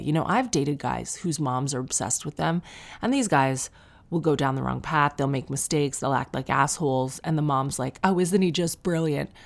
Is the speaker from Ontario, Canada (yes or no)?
yes; Sarnia, Ontario, Canada; I'm from Sarnia